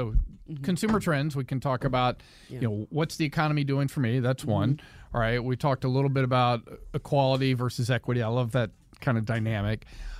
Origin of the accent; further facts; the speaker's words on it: North Carolina, United States; moved away; I grew up in North Carolina in the 70s. I got bussed in third and fourth grade. So this was desegregation. So as a kid, I'm 7, 8, 9 years old.